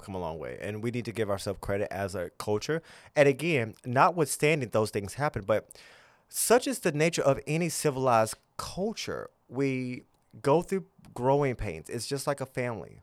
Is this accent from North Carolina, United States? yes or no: no; Gretna, Virginia, United States; also born or lived in Tennessee; I grew up in the South